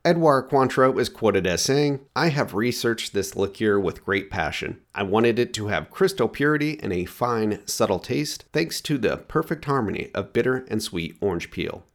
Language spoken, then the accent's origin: English; Oregon, United States; my home state of Oregon